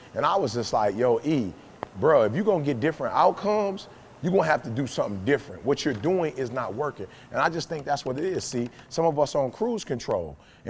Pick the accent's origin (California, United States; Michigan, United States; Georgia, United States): Michigan, United States; Detroit; Oh, you get a lot out of it. You get, just growing up in Detroit, you get out of it.